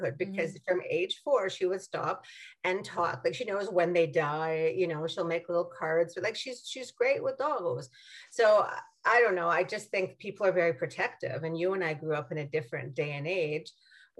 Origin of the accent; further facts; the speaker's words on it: Saskatchewan, Canada; I'm from Saskatchewan